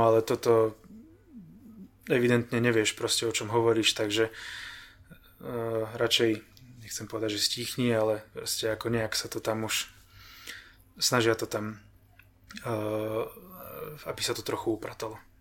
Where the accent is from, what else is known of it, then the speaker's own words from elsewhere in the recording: Banská Štiavnica, Banská Bystrica Region, Slovakia; moved away as an adult; now in Ostrava, Czech Republic; narodil som sa v Banskej Štiavnici, tak som tam býval 30 rokov